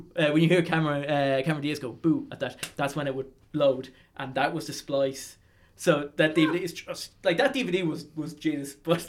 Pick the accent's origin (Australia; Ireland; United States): Ireland; Arklow, County Wicklow; I'm from Arklow, County Wicklow